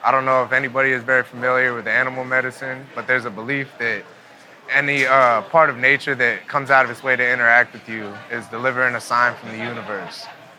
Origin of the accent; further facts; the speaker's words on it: Northern Virginia, United States; now in New Orleans, United States; I'm originally from Northern Virginia, but I live just outside of New Orleans now. It's actually where my home base is.